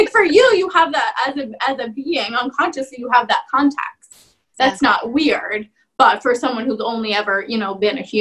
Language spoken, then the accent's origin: English; Bucks County, Pennsylvania, United States; I grew up in Bucks County.